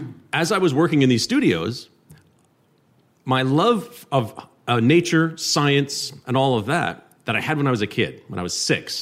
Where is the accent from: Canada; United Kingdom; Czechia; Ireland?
Canada; Gatineau, Quebec; moved away as an adult; also born or lived in Toronto; I grew up in Hull, Quebec, just across the river there, where Ottawa goes to party.